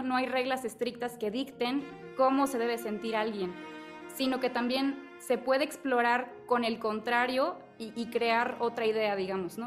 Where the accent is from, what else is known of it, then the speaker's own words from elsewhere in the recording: Chiapas, Mexico; now in Mexico City, Mexico; yo soy de Chiapas